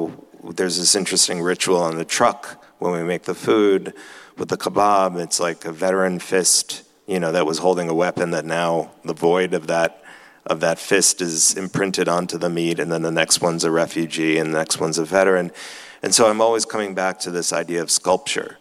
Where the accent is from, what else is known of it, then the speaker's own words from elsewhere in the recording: New York, United States; I was born in New York and grew up in the house that my grandparents came to when they left